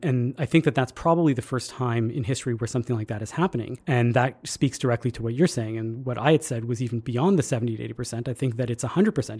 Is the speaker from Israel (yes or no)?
no; Canada; being Canadian